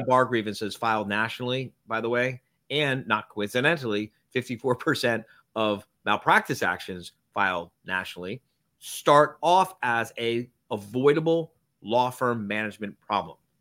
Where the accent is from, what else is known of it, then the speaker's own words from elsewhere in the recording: Miami, Florida, United States; I grew up in Miami.